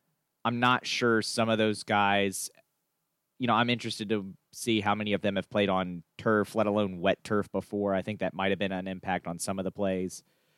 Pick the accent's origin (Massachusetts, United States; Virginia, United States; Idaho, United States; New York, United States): Virginia, United States; Winchester; growing up in the Winchester area